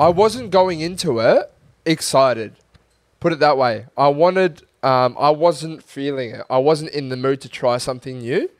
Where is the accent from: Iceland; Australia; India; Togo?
Australia; as an Australian